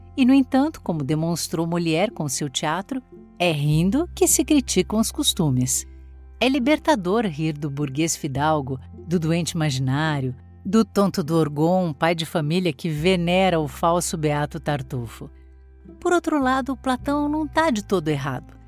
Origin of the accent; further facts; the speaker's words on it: Brazil; enquanto brasileiros